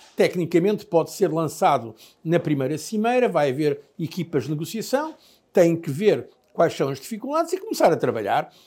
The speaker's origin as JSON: {"language": "Portuguese", "country": "Portugal", "said": "eu sou português, obviamente, amo muito o meu país"}